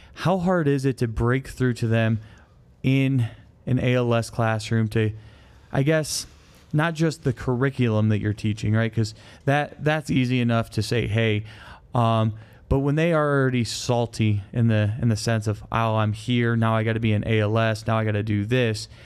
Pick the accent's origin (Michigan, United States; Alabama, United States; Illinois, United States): Michigan, United States; moved away; I'm from Michigan